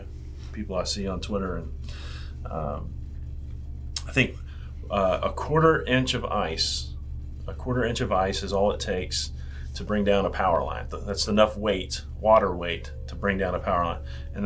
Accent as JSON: {"language": "English", "town": "Memphis", "region": "Tennessee", "country": "United States", "tie": "born or raised there", "said": "my hometown, Memphis, Tennessee"}